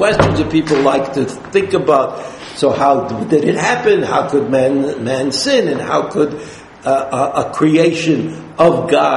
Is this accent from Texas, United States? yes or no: no; New York City, New York, United States; I was brought up in Brooklyn a long time ago